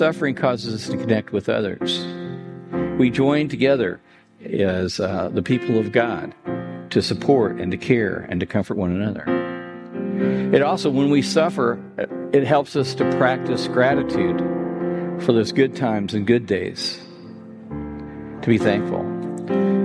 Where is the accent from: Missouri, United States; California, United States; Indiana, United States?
Indiana, United States; Terre Haute; I grew up in North Terre Haute. I graduated from Terre Haute North a long time ago